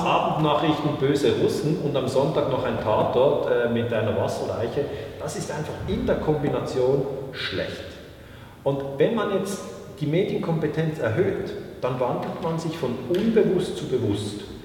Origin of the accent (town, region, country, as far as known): Switzerland